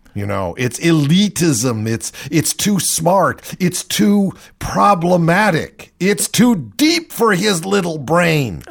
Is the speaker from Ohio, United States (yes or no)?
yes; Ohio, United States; I'm from Ohio